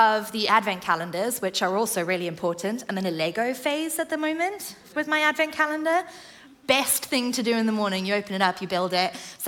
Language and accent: English; South Africa; now in England; I grew up in the Southern Hemisphere in South Africa